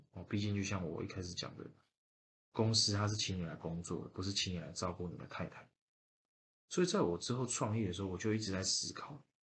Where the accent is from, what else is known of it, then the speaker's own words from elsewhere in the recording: Yilan County, Taiwan; 我本身是宜兰人，然后我老婆她是屏东人